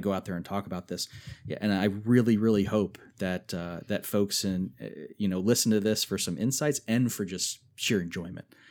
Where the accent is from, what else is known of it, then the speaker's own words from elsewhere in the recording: Germantown, Maryland, United States; moved away as an adult; also born or lived in West Virginia; where I grew up in Germantown, Maryland